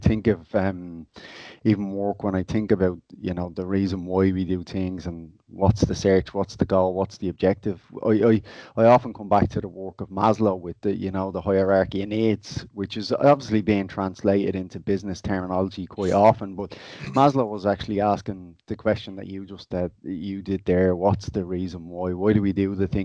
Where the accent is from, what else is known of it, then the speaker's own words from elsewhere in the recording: Dublin, Leinster, Ireland; I'm from Inchicore originally myself